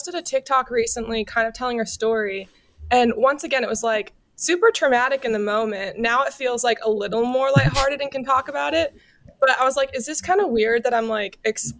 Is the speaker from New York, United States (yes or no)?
no; Chicago, Illinois, United States; now in Los Angeles, United States